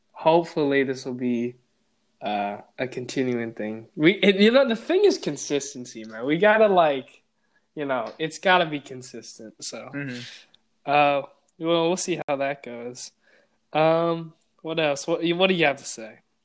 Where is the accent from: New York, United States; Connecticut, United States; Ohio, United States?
Ohio, United States; Cleveland; also born or lived in Switzerland / Vancouver, Canada; I have grown up in Cleveland basically my whole life from when I was five or six or something like